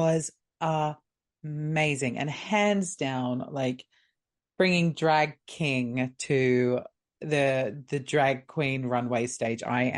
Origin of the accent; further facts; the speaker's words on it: England, United Kingdom; as an English rose myself